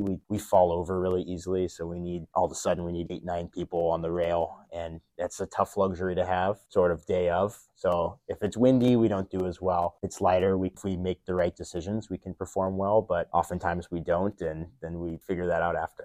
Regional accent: Midwest, United States; I grew up in the Midwest

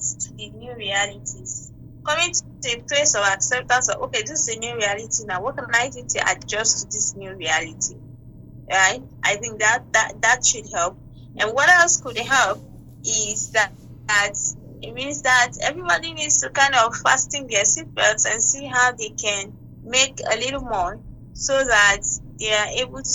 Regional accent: Nigeria; Being a Nigerian

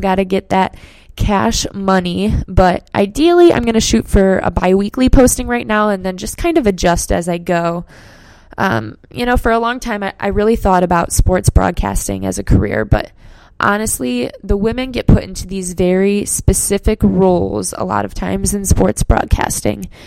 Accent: Cleveland, Ohio, United States; born and raised in Cleveland, Ohio. Uh, I should probably clarify that I grew up in the suburbs

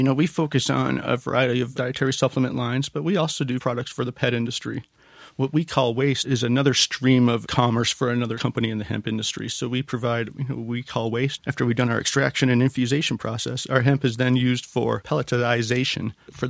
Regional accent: Canada; moved away; I'm a Canadian.

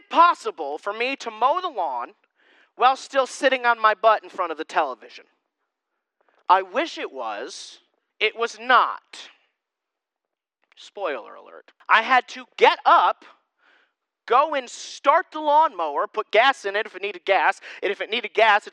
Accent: Susquehanna County area, Pennsylvania, United States; born or raised there

